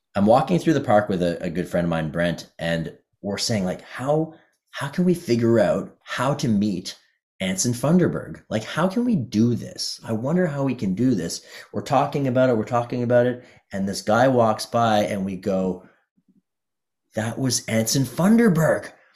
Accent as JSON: {"language": "English", "town": "Ottawa", "region": "Ontario", "country": "Canada", "tie": "born or raised there", "said": "the thing about Ottawa when I was growing up is there were two blues clubs"}